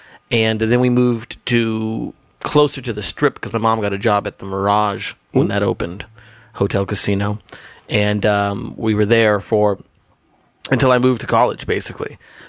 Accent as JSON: {"language": "English", "town": "Las Vegas", "region": "Nevada", "country": "United States", "tie": "born or raised there", "also_born_or_lived": "Portales, New Mexico / Tucumcari, New Mexico", "moved": "as an adult", "said": "I grew up in Las Vegas"}